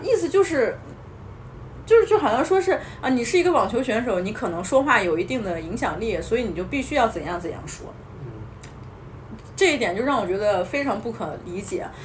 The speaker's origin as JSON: {"language": "Chinese", "country": "China", "said": "我们身为这么一个中国人的这么一个身份"}